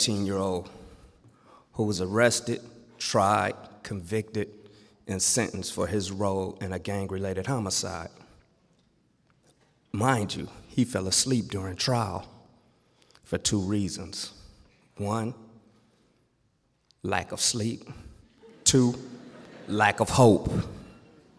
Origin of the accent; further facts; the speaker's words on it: Los Angeles, California, United States; Growing up in Watts, California